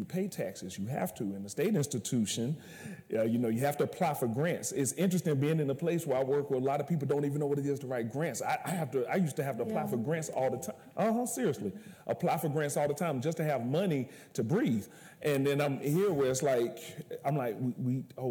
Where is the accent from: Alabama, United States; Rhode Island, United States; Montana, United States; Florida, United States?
Alabama, United States; moved away as an adult; I'm coming from Alabama. I called it the Dirty South